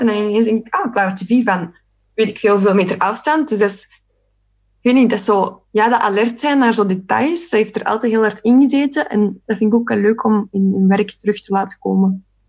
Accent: Sint-Niklaas, Flanders, Belgium; moved away; Ik kom ook van Sint-Niklaas trouwens, oorspronkelijk

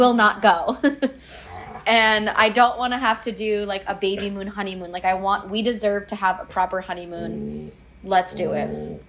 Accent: California, United States; growing up in California

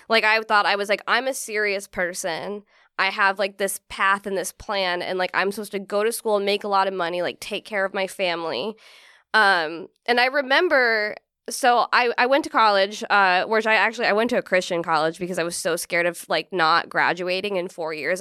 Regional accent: Central California, United States; moved away as an adult; now in New York, United States; I grew up in, like, fucking farm town in California. I'm from Central California

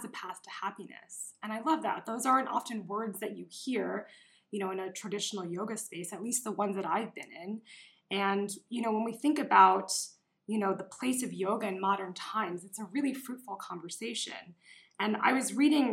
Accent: New York, United States; I'm from New York

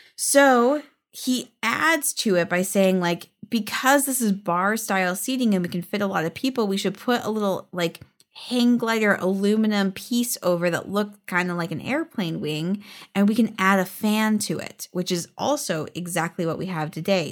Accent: California, United States; We're from California.

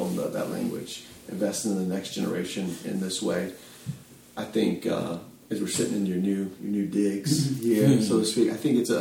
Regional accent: Atlanta, Georgia, United States; moved away; I'm from Atlanta originally.

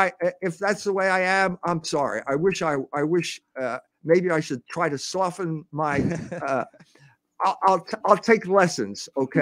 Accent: Philadelphia, Pennsylvania, United States; when I was growing up in Philadelphia

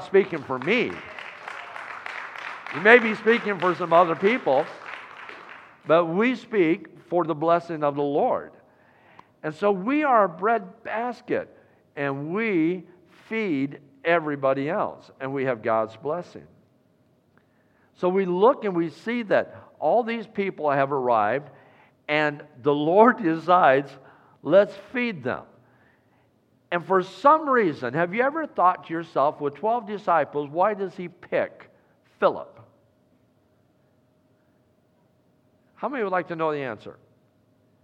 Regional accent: Iowa, United States; moved away; my home state of Iowa

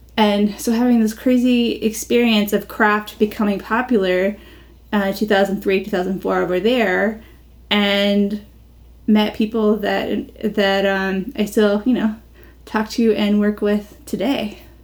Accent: United States; moved away as an adult; also born or lived in London; being American

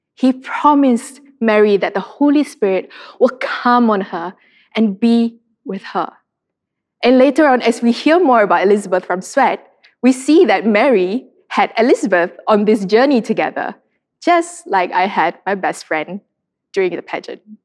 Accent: Sarawak, Malaysia; I'm from Sarawak, and Sarawakians love our beauty pageants.

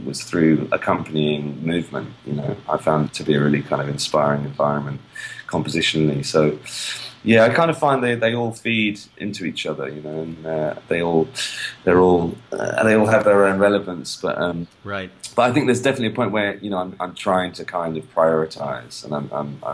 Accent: London, United Kingdom; I grew up in London. Raised in London

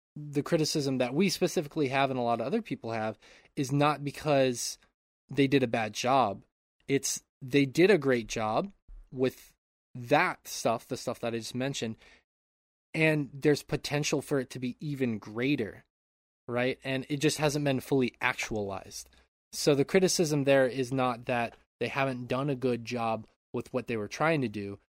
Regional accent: Montana, United States; moved away; I grew up in Montana my enti-, uh, for my entire childhood and p, a large part of my adulthood

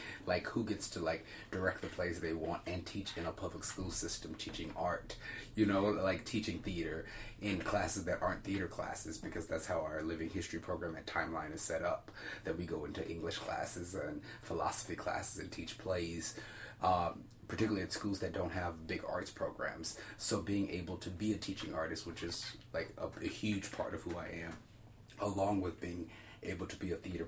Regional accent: Birmingham, Alabama, United States; now in Chicago, United States; being born and raised in Birmingham

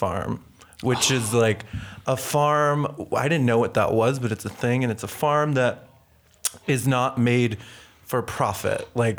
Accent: Syracuse, New York, United States; now in New York City, United States; I grew up upstate New York, like 4 hours away from here.

